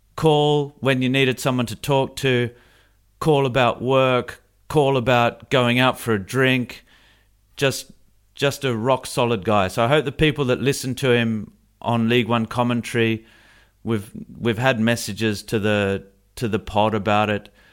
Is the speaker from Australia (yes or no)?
yes; Australia; moved away; I say that as an Australian